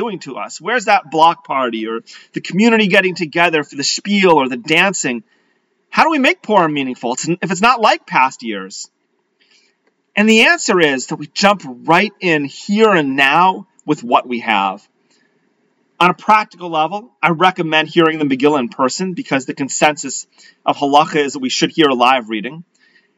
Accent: Leominster, Massachusetts, United States; growing up in Leominster, Massachusetts.

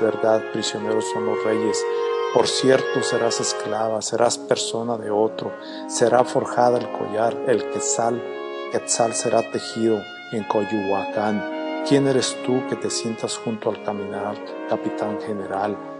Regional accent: Mexico; now in United States; Nosotros como mexicanos, especialmente los que vivimos acá en Estados Unidos

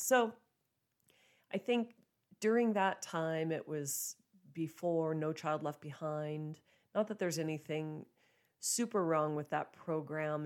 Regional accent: Joliet, Montana, United States; also born or lived in Billings, Montana; bought a place here in my hometown, Joliet, Montana

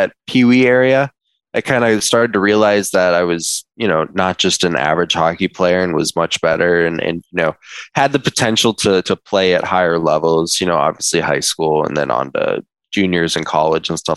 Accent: Minneapolis, Minnesota, United States; moved away; I grew up in Minneapolis, specifically in Uptown.

